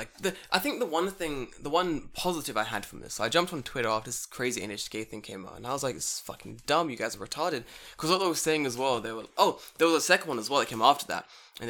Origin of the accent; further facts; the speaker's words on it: London, United Kingdom; moved away as an adult; now in Japan; I'm from London.